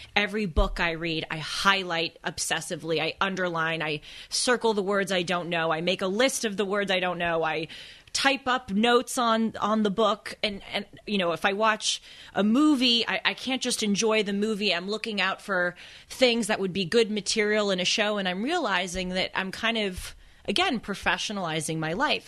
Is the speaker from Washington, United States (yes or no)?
no; Los Angeles, California, United States; growing up in Los Angeles, and especially going to the schools that I went